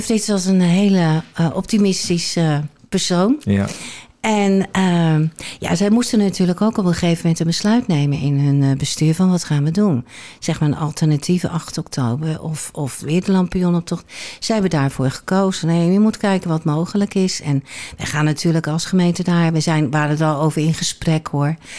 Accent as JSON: {"language": "Dutch", "town": "Rotterdam", "region": "South Holland", "country": "Netherlands", "tie": "born or raised there", "moved": "as an adult", "lives_now": "Alkmaar, Netherlands", "said": "Ik ben nou, geboren en getogen in Rotterdam. Afkomst verlogen je niet, dus dat dat hoor je 9 van de 10 keer nog wel"}